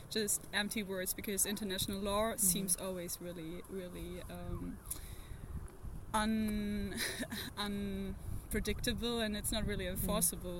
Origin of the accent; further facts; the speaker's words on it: Berlin, Germany; I'm from Germany, Berlin, where I'm studying international forest ecosystem management